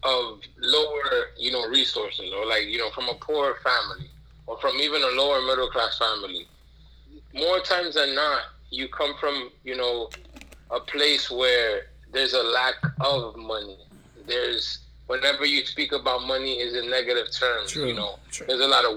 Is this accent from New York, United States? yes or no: yes; New York City, New York, United States; I'm born and raised in Brooklyn, New York